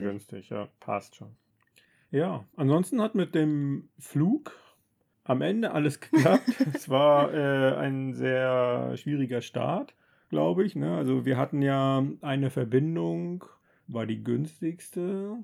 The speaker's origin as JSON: {"language": "German", "country": "Germany", "said": "als Deutscher"}